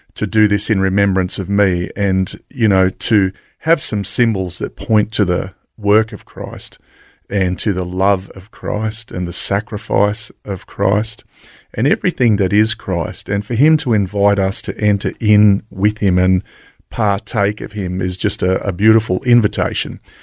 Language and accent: English; Logan, Queensland, Australia; I grew up in Logan West. So I was born in Logan West back